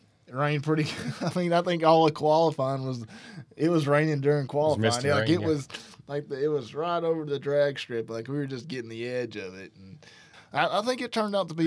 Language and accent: English; Alabama, United States; I grew up in Alabama